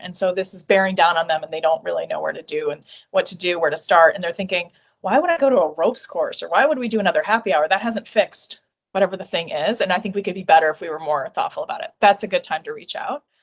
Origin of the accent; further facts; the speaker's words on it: Iowa, United States; I'm from Iowa